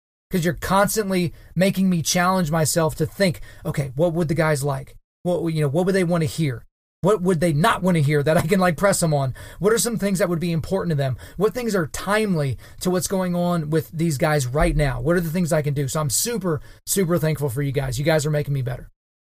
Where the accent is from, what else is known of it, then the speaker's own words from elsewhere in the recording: Oklahoma, United States; my home state of Oklahoma